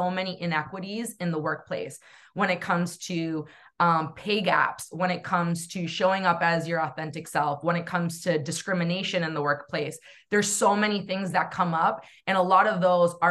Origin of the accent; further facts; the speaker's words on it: New Hampshire, United States; growing up in New England, specifically New Hampshire